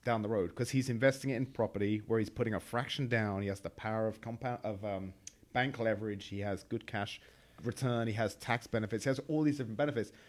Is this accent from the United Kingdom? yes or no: yes; England, United Kingdom; moved away as an adult; now in United States; I'm from England